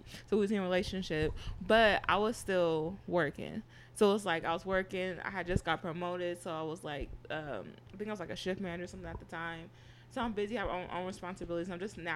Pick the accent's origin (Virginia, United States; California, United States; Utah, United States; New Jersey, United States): California, United States; Berkeley; I'm from Berkeley